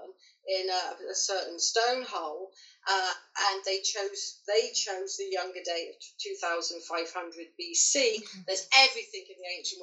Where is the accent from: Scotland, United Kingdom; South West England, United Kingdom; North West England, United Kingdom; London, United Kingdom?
South West England, United Kingdom; Marlborough; in my hometown, I live in Marlborough, and it has Merlin's Mount